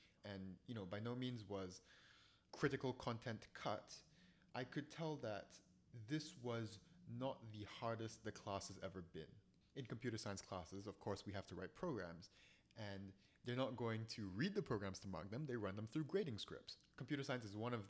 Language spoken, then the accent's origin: English; Singapore; now in United States; I'm from Singapore.